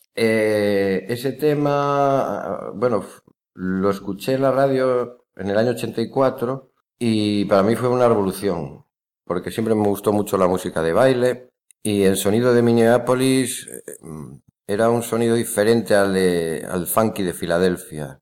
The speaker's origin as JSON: {"language": "Spanish", "town": "León", "region": "Castile and León", "country": "Spain", "tie": "born or raised there", "moved": "as an adult", "lives_now": "Pontevedra, Spain", "said": "soy de León"}